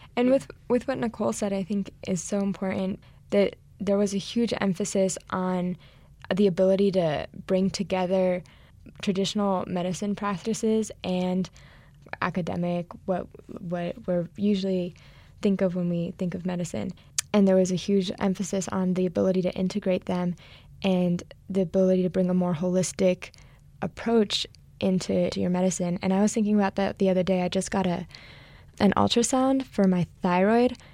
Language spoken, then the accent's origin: English; New Mexico, United States; moved away as an adult; also born or lived in Los Angeles, United States; I was originally born and raised in New Mexico, so I'm home for the summer